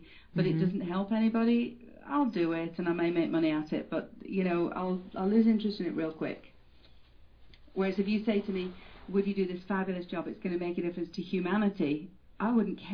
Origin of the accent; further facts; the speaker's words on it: Manchester, North West England, United Kingdom; I was brought up in Manchester, England